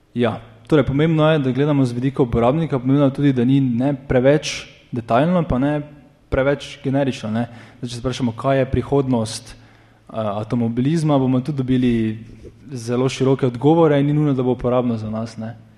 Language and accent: Slovenian; Maribor, Slovenia; iz Maribora